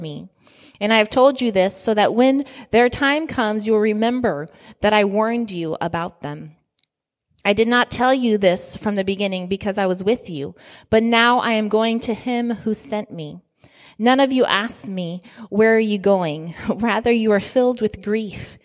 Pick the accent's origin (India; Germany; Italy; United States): Italy; moved away; I was born in Italy